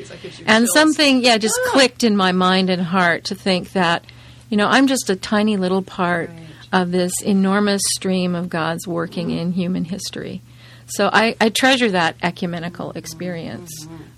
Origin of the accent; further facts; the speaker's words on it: Phoenix, Arizona, United States; moved away as an adult; also born or lived in Idaho; Well, I grew up in Idaho, actually. Half my life was there and the other half in Arizona. I was 9 when we moved to Arizona, to Phoenix, and I was 18 when I left Arizona to go back to Idaho to go to college.